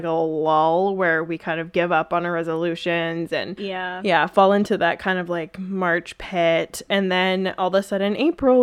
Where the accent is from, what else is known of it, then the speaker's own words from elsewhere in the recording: Vancouver, British Columbia, Canada; I'm from Vancouver